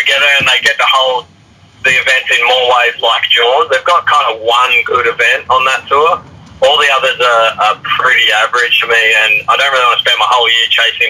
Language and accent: English; Sydney, New South Wales, Australia; I grew up here in Maroubra in Sydney